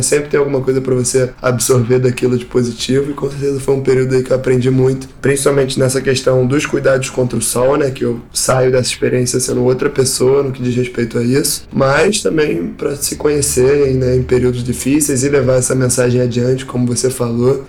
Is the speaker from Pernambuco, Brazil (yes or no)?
no; Rio de Janeiro, Brazil; sou carioca, nascido e criado aqui no Rio de Janeiro